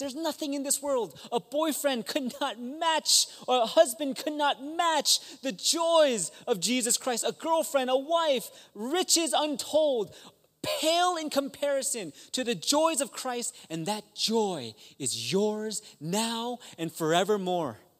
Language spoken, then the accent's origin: English; Maryland, United States; I'm from Maryland